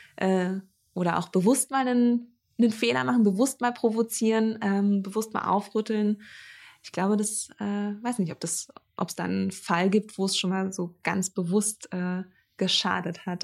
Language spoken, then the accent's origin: German; Greifswald, Mecklenburg-Vorpommern, Germany; in meiner Heimatstadt ähm, äh, in Greifswald